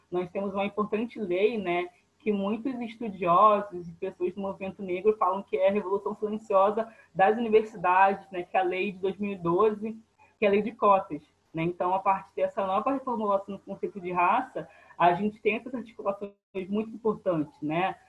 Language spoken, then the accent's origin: Portuguese; Rio de Janeiro, Brazil; Sou, sou de Bangu, né, na Zona Oeste do Rio de Janeiro